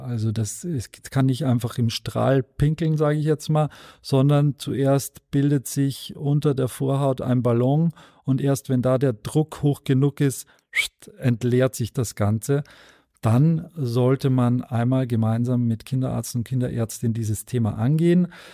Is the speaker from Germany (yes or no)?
no; Austria; ich als äh, Österreicher